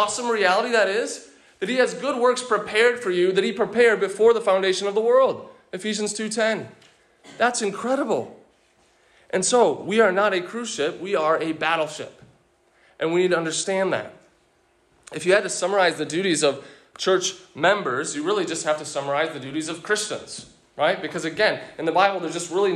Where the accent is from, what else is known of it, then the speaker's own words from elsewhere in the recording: United States; as an American